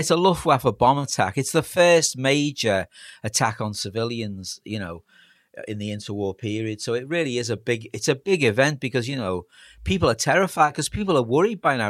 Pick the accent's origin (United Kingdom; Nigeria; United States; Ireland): United Kingdom; Liverpool, North West England; I'm a scouser